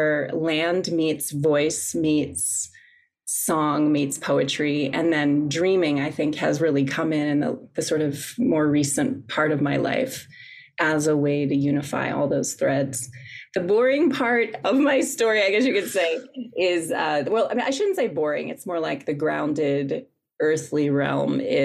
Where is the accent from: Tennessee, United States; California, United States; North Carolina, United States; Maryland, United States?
Maryland, United States; also born or lived in Washington, District of Columbia, United States; now in Tucson, United States; I was actually born in DC, but was raised in Maryland